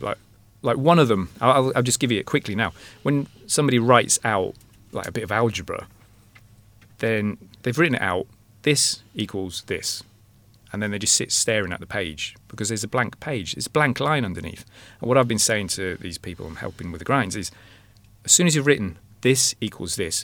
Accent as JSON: {"language": "English", "region": "England", "country": "United Kingdom", "moved": "yes", "lives_now": "Ireland", "said": "I'm English"}